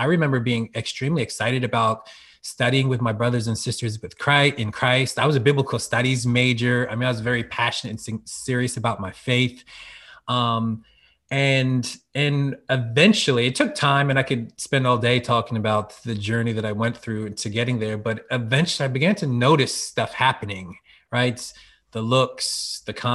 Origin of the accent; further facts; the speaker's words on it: Norristown, Pennsylvania, United States; also born or lived in Philadelphia suburbs; Growing up in the Philly area in Norristown, Pennsylvania, racially diverse community